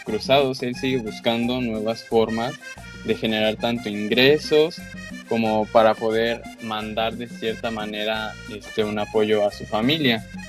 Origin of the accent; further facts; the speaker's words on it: Mexico; como mexicano